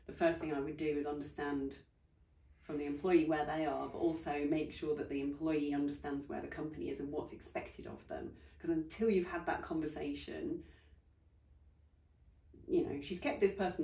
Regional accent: United Kingdom; we're very British

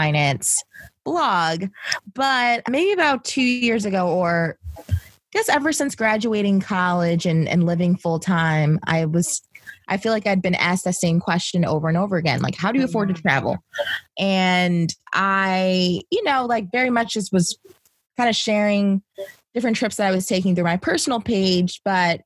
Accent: Baltimore, Maryland, United States; now in New York City, United States; I'm originally from Baltimore, Maryland, but I'm based in New York City.

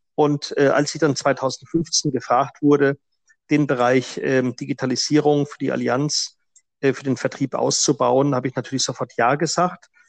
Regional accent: Franconia, Bavaria, Germany; moved away as an adult; also born or lived in South Africa; Ich bin äh, zwar im Frankenland groß geworden

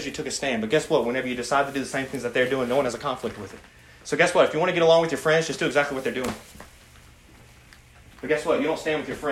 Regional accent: United States; as American Christians

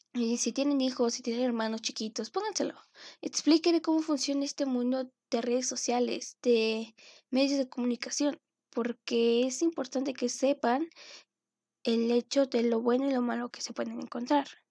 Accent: Mexico; tanto como latino o como mexicano

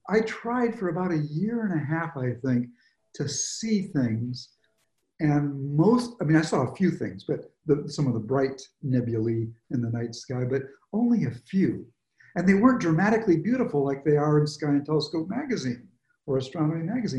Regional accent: Michigan, United States; I grew up in Michigan

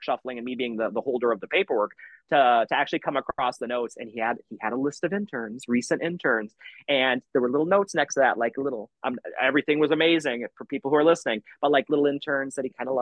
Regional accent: Elgin, Illinois, United States; I'm from Elgin originally

